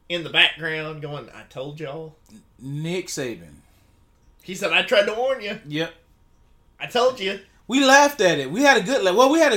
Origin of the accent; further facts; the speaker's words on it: San Francisco, California, United States; I'm from San Francisco. They don't have fat girlfriends there. They're liberal.